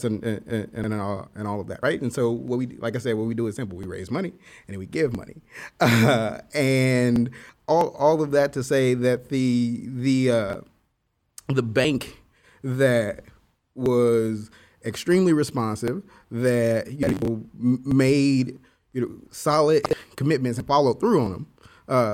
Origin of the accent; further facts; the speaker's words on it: Kansas City, Missouri, United States; I am from Kansas City